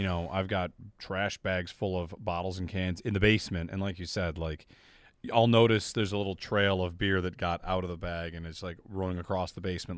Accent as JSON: {"language": "English", "town": "Auburn", "region": "New York", "country": "United States", "tie": "born or raised there", "said": "my hometown, Auburn"}